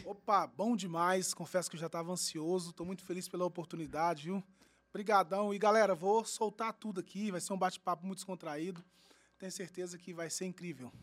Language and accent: Portuguese; Uberlândia, Minas Gerais, Brazil; lá do meu bairro, bairro São Jorge